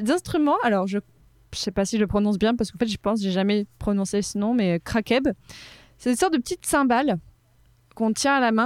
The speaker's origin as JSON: {"language": "French", "town": "Casablanca", "region": "Casablanca-Settat", "country": "Morocco", "tie": "born or raised there", "moved": "as an adult", "lives_now": "Paris, France", "said": "j'ai grandi à Casablanca au Maroc mhm. de mes trois mois à mes 18 ans"}